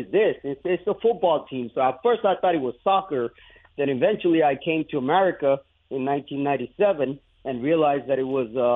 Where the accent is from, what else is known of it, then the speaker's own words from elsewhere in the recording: India; now in United States; I grew up in India